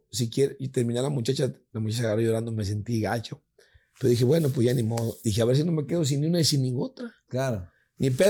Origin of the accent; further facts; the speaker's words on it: Ecuador; De Ecuador.